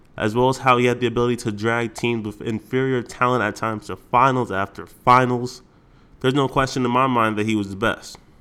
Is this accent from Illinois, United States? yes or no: no; New York, United States; my hometown, New York